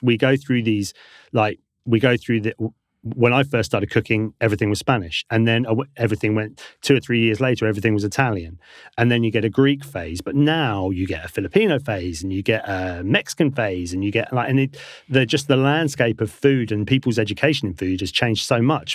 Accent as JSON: {"language": "English", "area": "Devon", "region": "South West England", "country": "United Kingdom", "tie": "born or raised there", "moved": "as an adult", "said": "I grew up in Devon, so we moved back down there."}